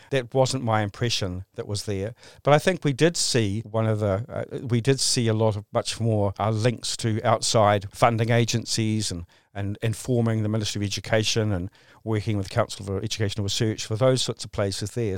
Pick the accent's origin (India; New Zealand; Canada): New Zealand; Christchurch, Canterbury; here in, in my hometown in, in, uh, in Christchurch